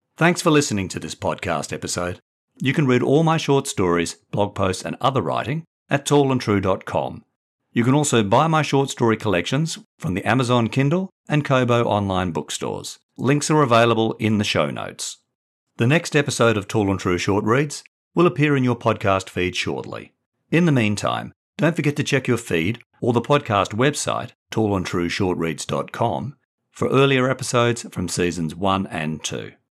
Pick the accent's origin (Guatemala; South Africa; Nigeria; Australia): Australia; Perth, Western Australia; also born or lived in England / Brighton, England; now in Sydney, Australia; from my childhood in Perth to my mid-twenties and thirties in England and as a middle-aged dad in Sydney